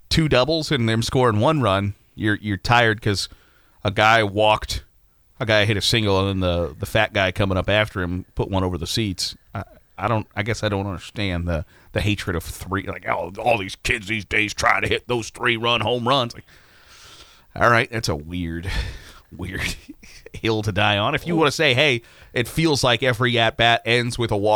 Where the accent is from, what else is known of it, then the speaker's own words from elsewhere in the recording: Virginia, United States; and that's not the game I grew, grew to love as a kid growing up in Virginia.